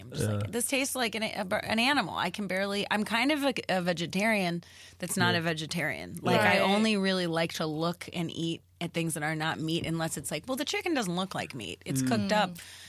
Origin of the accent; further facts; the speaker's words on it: Flossmoor, Illinois, United States; moved away; Up in the suburbs. Okay, where about? But just south, like 30 minutes south, directly south. Okay. In Flossmoor.